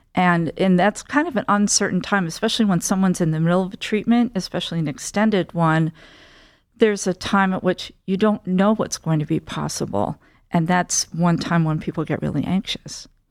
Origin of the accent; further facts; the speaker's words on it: central New Jersey near Princeton, United States; moved away as an adult; also born or lived in New York; I grew up in central New Jersey near Princeton